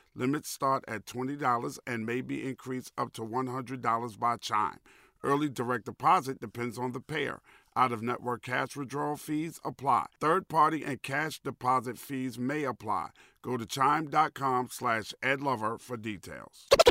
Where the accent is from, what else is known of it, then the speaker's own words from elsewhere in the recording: New York City, New York, United States; now in Atlanta, United States; I grew up in New York City